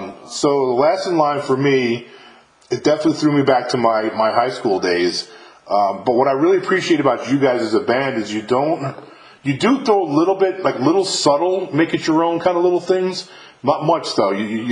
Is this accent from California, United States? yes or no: no; New York, United States; now in Mississippi, United States; I'm from New York, but I live in Mississippi now